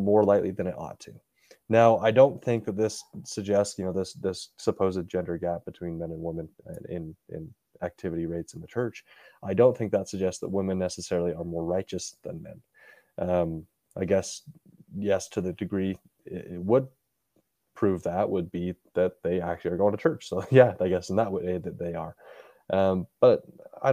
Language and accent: English; Utah, United States; growing up in Utah, at least in the neighborhoods that I was